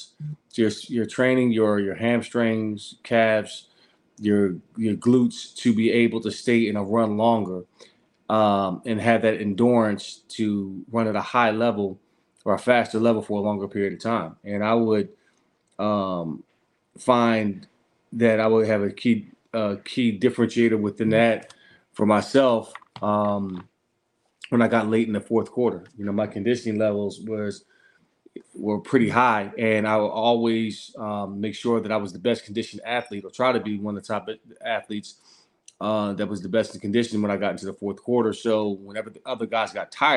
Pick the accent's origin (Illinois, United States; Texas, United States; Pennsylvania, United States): Pennsylvania, United States; Philadelphia; Growing up in Philadelphia with my mother and my father